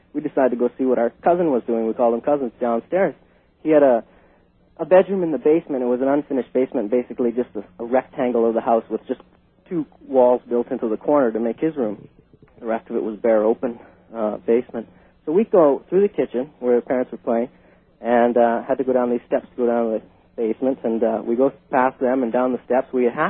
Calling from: Vancouver, British Columbia, Canada; I'm calling from Vancouver, British Columbia, Canada.

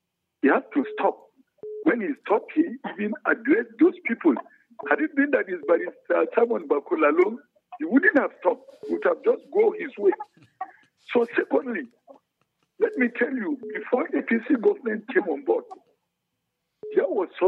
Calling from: Bukuru, Plateau, Nigeria; I'm calling you from Bukuru Express.

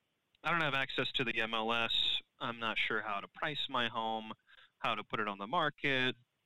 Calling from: Phoenix, Arizona, United States; I'm calling from Phoenix.

